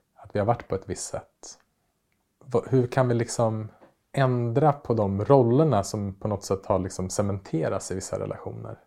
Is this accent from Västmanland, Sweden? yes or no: yes; Västerås, Västmanland, Sweden; moved away; Västerås där jag växte upp